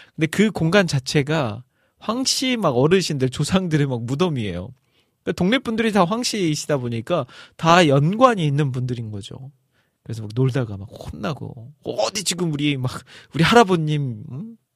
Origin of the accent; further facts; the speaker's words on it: Iksan, North Jeolla, South Korea; now in Seoul, South Korea; 저의 고향 전라도 전라북도 익산인데